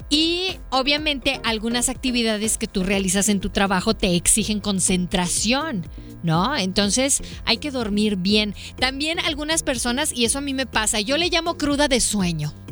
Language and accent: Spanish; Mexico; La mexicana, así somos los mexicanos nos hacen cosquillitas